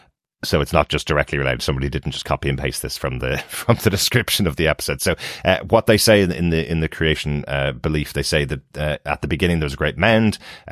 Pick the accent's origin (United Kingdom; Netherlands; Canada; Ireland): Ireland; Since we're Irish